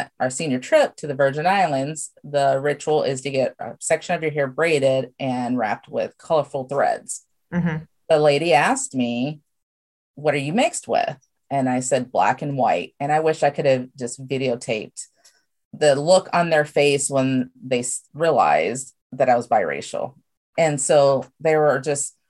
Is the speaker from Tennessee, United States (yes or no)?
yes; Memphis, Tennessee, United States; moved away as an adult; also born or lived in Rockford, Illinois; now in Cedar Rapids, United States; I was born in Rockford, Illinois, but spent most of my life in Memphis, Tennessee